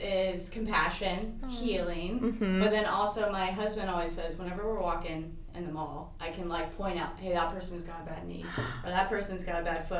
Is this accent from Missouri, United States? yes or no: no; Santa Cruz, California, United States; now in Sacramento, United States; especially growing up in Santa Cruz.